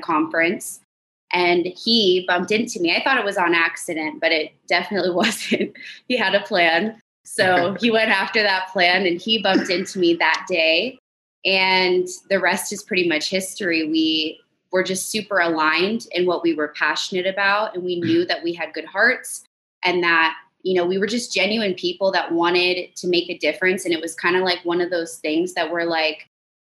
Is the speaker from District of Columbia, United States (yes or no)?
no; Huntington Beach, California, United States; I grew up in Huntington Beach, California